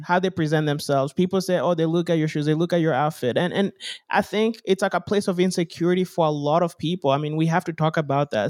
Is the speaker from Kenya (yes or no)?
yes; Kenya; now in United States; growing up in Africa, like, at least in Kenya when we're there